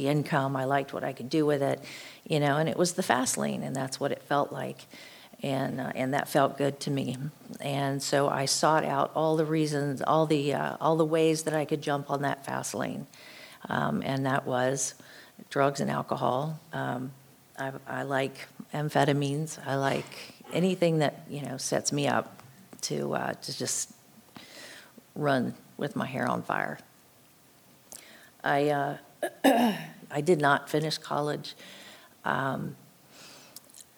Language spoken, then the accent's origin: English; Florida, United States; I grew up in a home in Florida with two parents